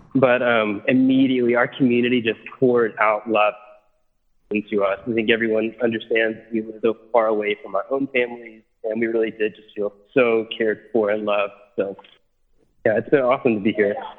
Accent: United States; moved away as an adult; now in Italy; my family we're from America, but we live in Italy

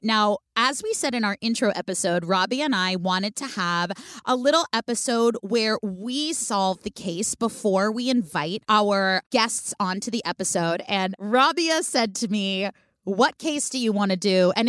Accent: California, United States; I was in San Francisco. I'm from the Bay Area.

